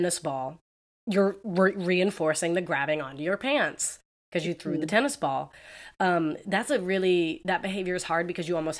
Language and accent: English; Southern California, United States; growing up in Southern California